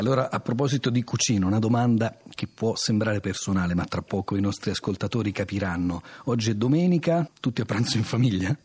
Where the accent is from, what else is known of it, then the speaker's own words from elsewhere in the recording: Rome, Lazio, Italy; da romano